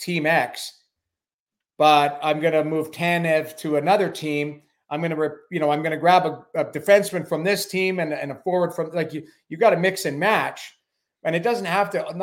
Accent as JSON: {"language": "English", "town": "Edmonton", "region": "Alberta", "country": "Canada", "tie": "born or raised there", "also_born_or_lived": "Lethbridge", "said": "I grew up in Edmonton, played junior in Lethbridge. Like, I'm an Alberta boy through and through"}